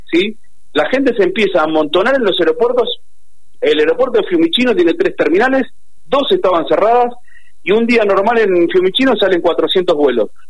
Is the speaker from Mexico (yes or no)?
no; Argentina; Nos tenemos que cuidar entre nosotros como argentinos